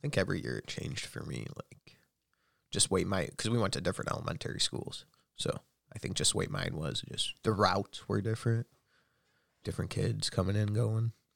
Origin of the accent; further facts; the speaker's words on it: United States; I'm American.